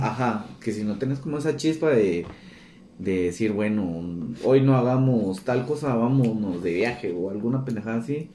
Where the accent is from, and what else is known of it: Guatemala